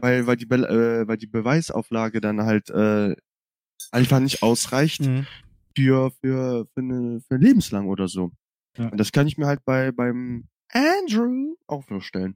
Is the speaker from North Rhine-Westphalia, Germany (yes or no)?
yes; Cologne, North Rhine-Westphalia, Germany; ich komme ja aus Köln